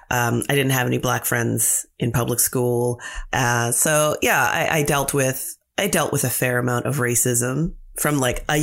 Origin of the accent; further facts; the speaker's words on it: London, Ontario, Canada; It was great. I mean, it was London. London is very pretty. It's called the Forest City.